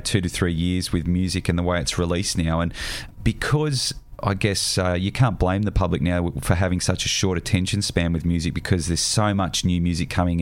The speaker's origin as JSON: {"language": "English", "region": "Tasmania", "country": "Australia", "tie": "born or raised there", "said": "I grew up in Tassie"}